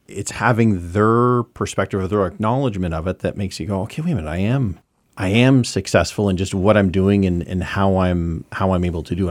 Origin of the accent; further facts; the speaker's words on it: Saint John, New Brunswick, Canada; moved away as an adult; also born or lived in Ontario; now in Montreal, Canada; I grew up in Lower West Side from eighty-three, and then I moved outta here